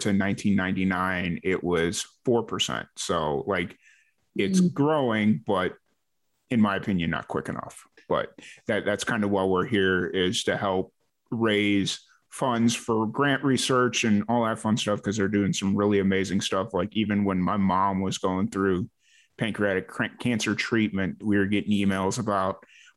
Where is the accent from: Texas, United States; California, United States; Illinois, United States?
Illinois, United States; Chicago; I grew up in South Chicago